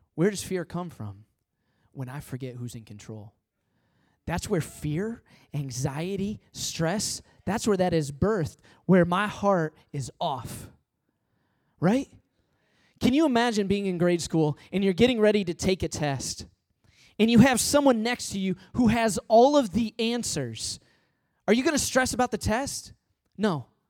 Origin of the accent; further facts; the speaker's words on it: Midwest, United States; now in Long Island, United States; I'm from the Midwest